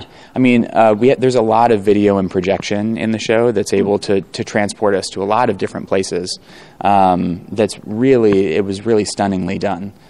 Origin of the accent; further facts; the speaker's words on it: Chicago, Illinois, United States; I grew up here in Chicago.